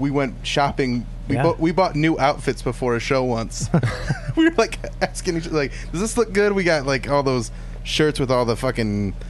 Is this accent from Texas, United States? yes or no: no; Cleveland, Ohio, United States; I'm from Cleveland